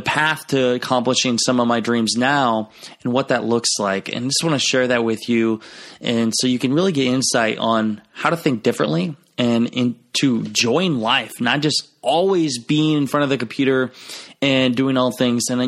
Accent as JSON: {"language": "English", "town": "Garnavillo", "region": "Iowa", "country": "United States", "tie": "born or raised there", "moved": "as an adult", "said": "Clayton Ridge High School, which is where my hometown is, Garnerville, Iowa"}